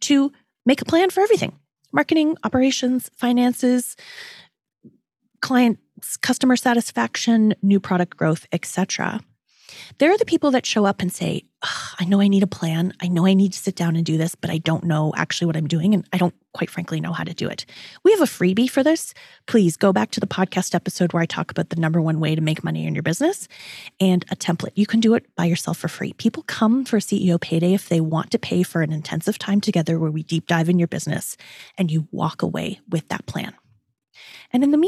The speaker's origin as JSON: {"language": "English", "town": "Toronto", "region": "Ontario", "country": "Canada", "tie": "born or raised there", "also_born_or_lived": "New York City", "said": "her hometown, which is also my hometown"}